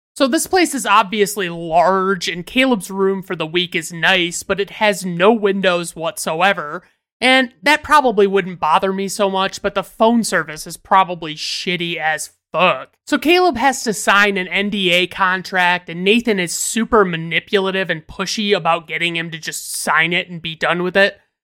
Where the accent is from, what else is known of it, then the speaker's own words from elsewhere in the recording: United States; as an American citizen